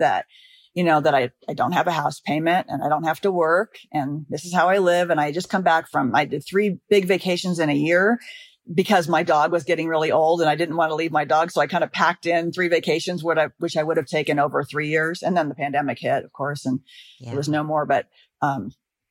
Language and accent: English; Los Angeles, California, United States; I'm from Los Angeles